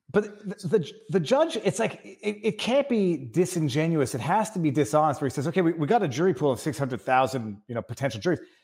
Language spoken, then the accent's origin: English; Canada; I'm Canadian